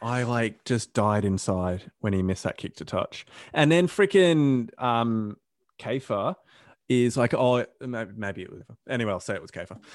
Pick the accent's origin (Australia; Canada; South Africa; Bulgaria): Australia; I'm an Aussie